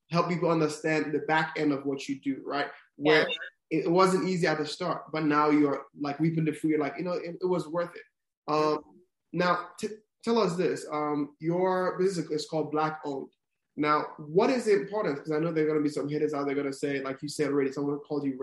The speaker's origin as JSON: {"language": "English", "country": "Nigeria", "moved": "yes", "lives_now": "Kansas City, United States", "said": "I'm an immigrant, I'm from Nigeria."}